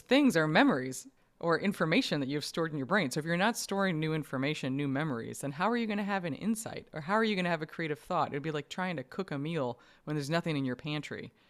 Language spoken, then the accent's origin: English; New York, United States; I grew up in New York